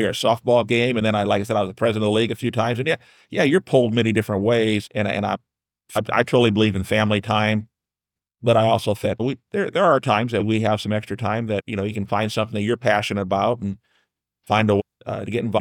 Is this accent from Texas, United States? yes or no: no; New Haven, Indiana, United States; I grew up on Hartshell Road, right between twenty-four and, uh, thirty there in New Haven